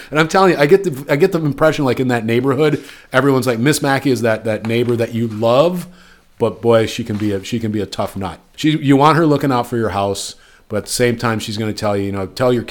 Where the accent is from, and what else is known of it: Midwest, United States; born or raised there